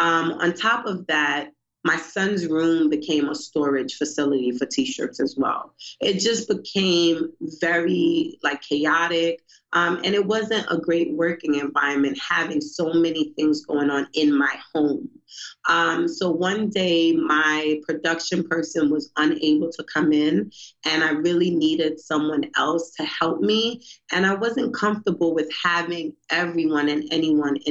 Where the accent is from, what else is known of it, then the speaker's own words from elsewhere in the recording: New York City, New York, United States; moved away as an adult; now in Baltimore, United States; I'm from Brooklyn, New York